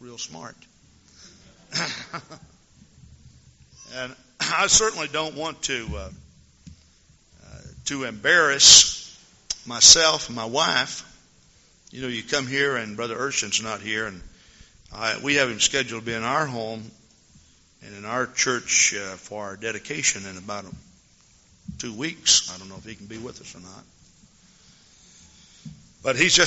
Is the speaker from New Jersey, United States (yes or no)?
no; Texas, United States; also born or lived in Henderson, Texas; now in Madison, United States; I'm from Texas originally